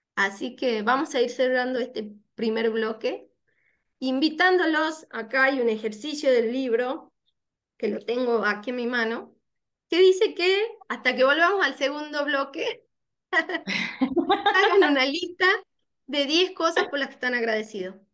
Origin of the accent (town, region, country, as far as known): Tucumán, Argentina; born or raised there